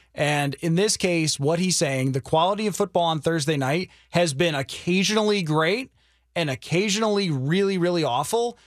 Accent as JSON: {"language": "English", "area": "the East", "region": "East Coast", "country": "United States", "tie": "born or raised there", "moved": "yes", "said": "was growing up on the East"}